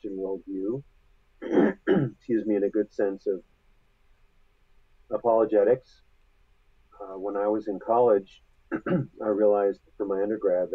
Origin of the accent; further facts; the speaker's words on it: Anchorage, Alaska, United States; moved away as an adult; now in Denver, United States; I was born and raised in Anchorage, Alaska. And then I left to go to college back in 1975